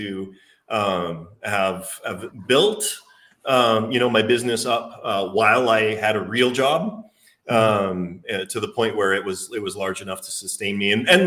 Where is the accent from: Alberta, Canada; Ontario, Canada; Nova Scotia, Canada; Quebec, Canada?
Alberta, Canada; accent: Canadian; moved away as an adult; also born or lived in Victoria, British Columbia / Florida; now in The Woodlands, United States; I was born and raised in Alberta, Canada